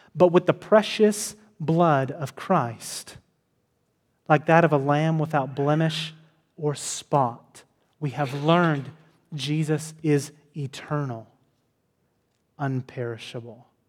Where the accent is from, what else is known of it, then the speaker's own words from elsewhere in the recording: Texas, United States; I'm from Texas.